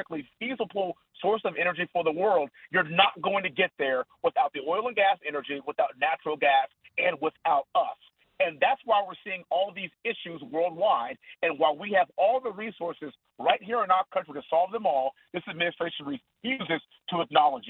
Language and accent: English; Texas, United States; we're all from Texas